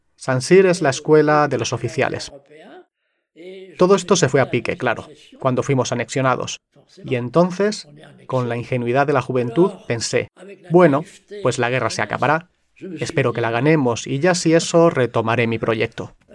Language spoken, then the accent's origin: Spanish; Alsace, Grand Est, France; also born or lived in Sarrebourg, Moselle; de Alsacia